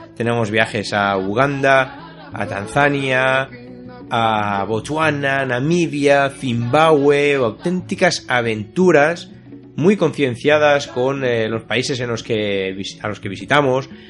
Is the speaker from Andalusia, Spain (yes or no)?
no; Catalonia, Spain; a mi tierra, ¿no? A Cataluña